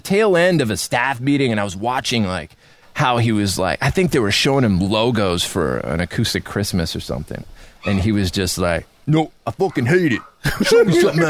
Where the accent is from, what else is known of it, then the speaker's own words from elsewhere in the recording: Canada; moved away; I'm from Canada